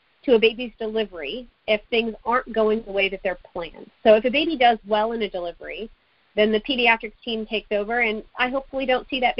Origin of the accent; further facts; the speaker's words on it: United States; also born or lived in Kerala, India; my American upbringing in school here